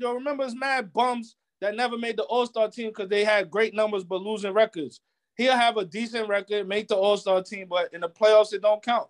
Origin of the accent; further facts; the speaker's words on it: New York City, New York, United States; I'm from Brooklyn, so I'm always going to represent Brooklyn.